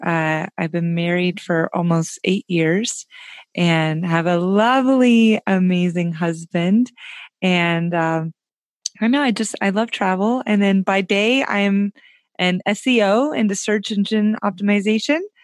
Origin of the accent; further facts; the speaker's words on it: Tennessee, United States; also born or lived in Orlando, Florida; now in Oregon, United States; I grew up in Tennessee